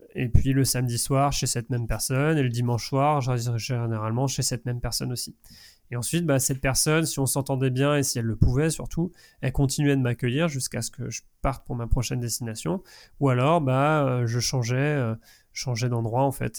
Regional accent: Angers, Pays de la Loire, France; de là où je venais, de, danger. d'Angers

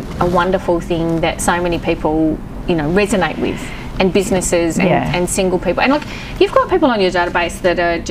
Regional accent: New Zealand; now in Melbourne, Australia; my husband's English and I'm from Aotearoa

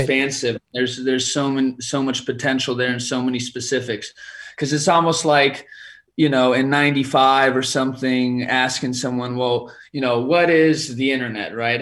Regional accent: California, United States; I'm originally from California

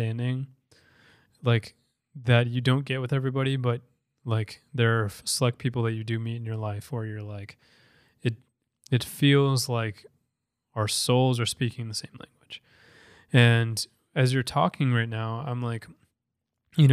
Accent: Minnesota, United States; also born or lived in Paraguay; came and got adopted by like the best family in the world and grew up in Minnesota

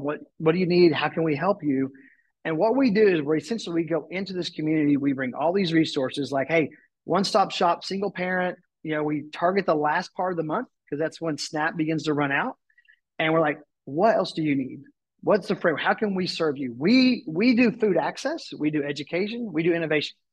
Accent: Tulsa, Oklahoma, United States; moved away as an adult; I moved back to my hometown and was living in Tulsa

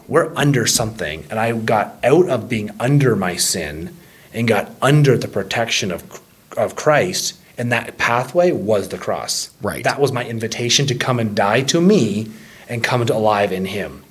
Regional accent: Ontario, Canada; moved away; Growing up in Ontario

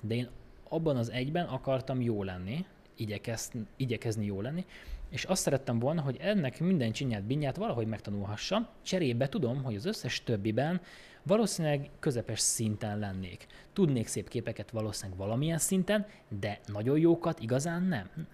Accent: Békés, Hungary; now in Budapest, Hungary; én Békésről származom

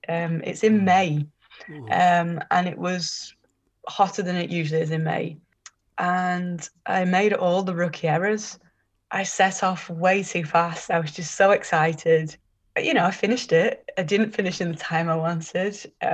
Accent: Liverpool, North West England, United Kingdom; 17 years, born and bred in Liverpool.

